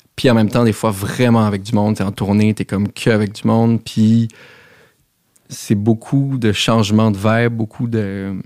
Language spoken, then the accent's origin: French; Montreal, Quebec, Canada; j'ai grandi à Outremont, chez mes parents